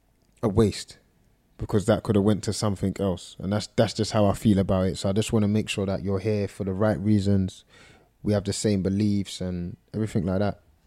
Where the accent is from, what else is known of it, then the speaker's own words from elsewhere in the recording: London, United Kingdom; Everything, man. I think in every aspect, the way I dress is North London, the way I talk, my references